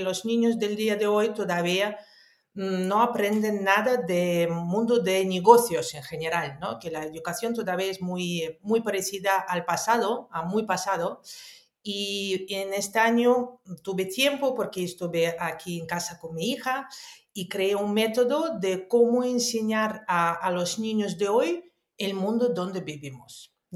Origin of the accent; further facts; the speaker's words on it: Moscow, Russia; also born or lived in Netherlands; now in Spain; yo nací en Unión Soviética, en Moscú. Ah, después viví en muchísimos años, estudié, viví en Holanda y en España vivo desde el año 2010.